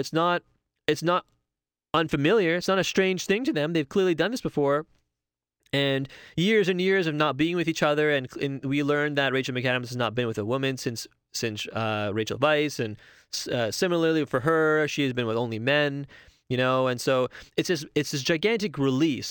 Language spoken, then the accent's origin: English; Toronto, Ontario, Canada; I live in Toronto. I've, I'm born and raised in Toronto.